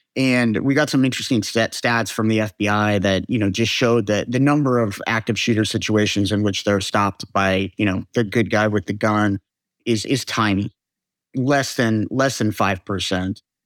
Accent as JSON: {"language": "English", "country": "United States", "said": "because we are American"}